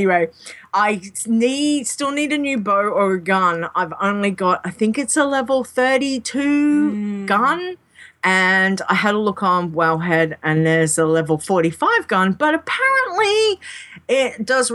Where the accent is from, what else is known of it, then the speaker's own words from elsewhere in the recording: Australia; I'm an Aussie